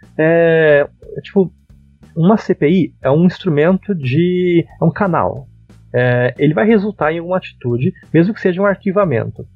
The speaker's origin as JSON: {"language": "Portuguese", "town": "Araucária", "region": "Paraná", "country": "Brazil", "said": "Eu sou um humilde paranaense. Por acaso é araucariense, né? Porque eu sou da região metropolitana de Curitiba."}